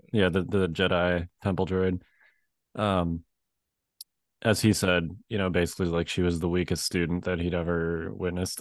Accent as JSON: {"language": "English", "town": "Chicago", "region": "Illinois", "country": "United States", "tie": "born or raised there", "moved": "yes", "lives_now": "Virginia, United States", "said": "I grew up in Chicago, and, uh, obviously I grew up being used to snow"}